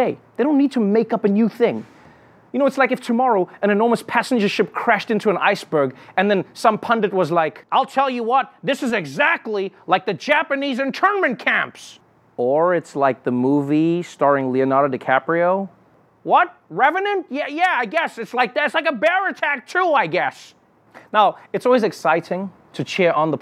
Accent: South Africa; as a South African

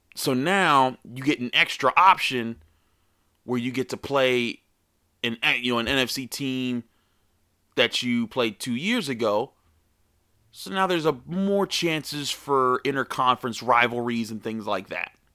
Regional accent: Pittsburgh, Pennsylvania, United States; I'm from Pittsburgh

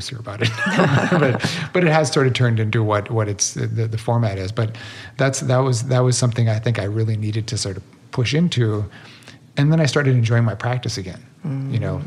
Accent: Midwest, United States; growing up in the Midwest of sort of depression era family

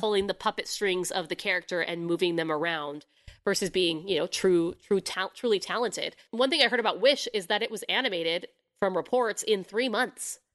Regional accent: United States; being an American

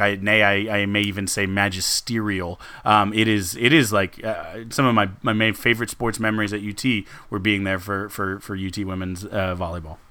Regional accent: San Antonio, Texas, United States; I grew up in San Antonio

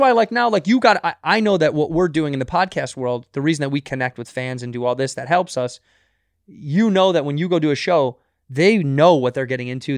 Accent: Chicago, Illinois, United States; moved away; Chicago, my hometown

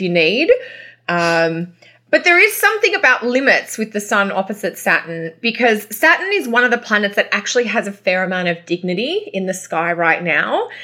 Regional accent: Australia; accent: Australian; now in Canada; my Australian accent

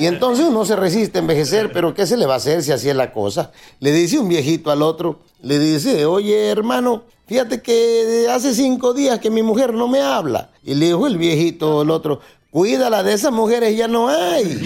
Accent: Acapulco, Guerrero, Mexico; mi pueblo

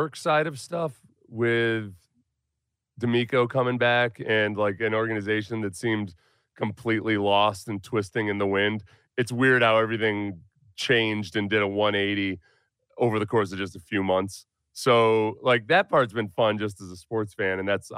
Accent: the North, United States; I grew up in the North too

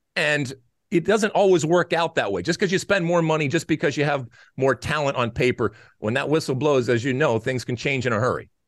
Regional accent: Detroit, Michigan, United States; now in Los Angeles, United States; I grew up in Detroit. Uh, I grew up, uh, in the suburbs of Detroit

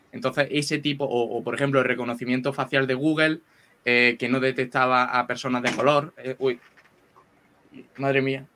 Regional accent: Andalusia, Spain; accent: andaluz; con mi acento andaluz

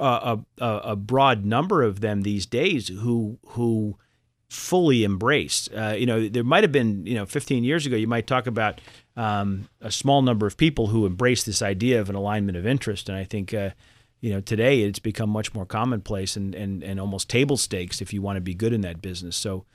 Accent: Boston, Massachusetts, United States; I grew up in Boston. And but Chubb was offering me a job in New York. And, you know, for a Boston kid who'd never spent time in New York, that seemed like a really neat idea at the time.

